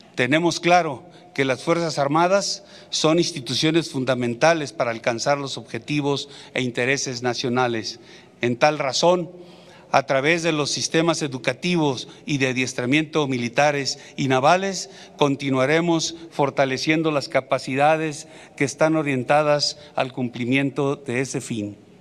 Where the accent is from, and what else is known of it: Mexico